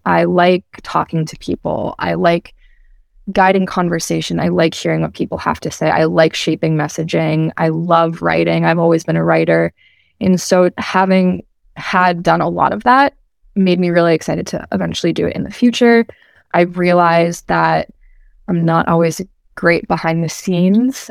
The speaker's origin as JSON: {"language": "English", "town": "Medford", "region": "Massachusetts", "country": "United States", "tie": "born or raised there", "also_born_or_lived": "Bristol, Rhode Island", "said": "I am originally from Medford, Massachusetts"}